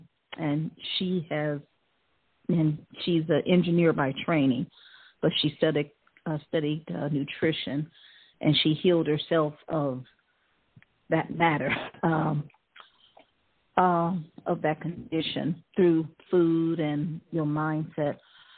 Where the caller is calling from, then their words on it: Ohio, United States; I'm calling from Ohio.